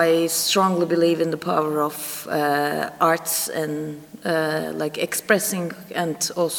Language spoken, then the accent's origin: English; Istanbul, Turkey; moved away as an adult; now in Germany; I recently migrated to Germany. I'm originally from Istanbul.